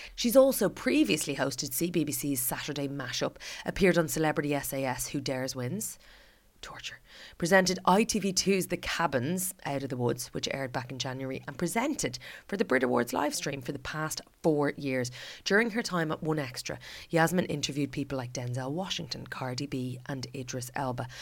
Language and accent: English; Ireland; As an Irish person